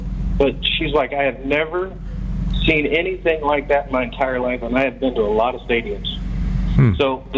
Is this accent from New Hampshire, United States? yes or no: no; Nebraska, United States; I'm born and raised in Nebraska, so my son was born in Nebraska.